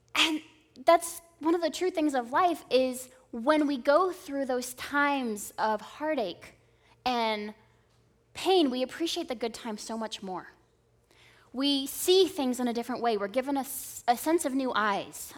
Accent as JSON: {"language": "English", "region": "Southern California", "country": "United States", "tie": "born or raised there", "also_born_or_lived": "Indiana", "said": "growing up in Southern California"}